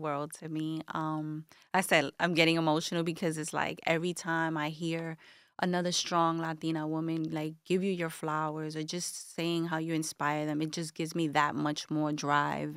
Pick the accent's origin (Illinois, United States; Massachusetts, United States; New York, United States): New York, United States; New York City; Bushwick, Brooklyn, born and raised